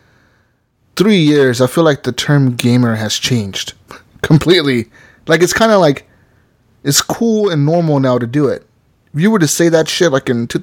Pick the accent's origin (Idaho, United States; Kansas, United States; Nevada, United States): Nevada, United States; Las Vegas; growing up in Vegas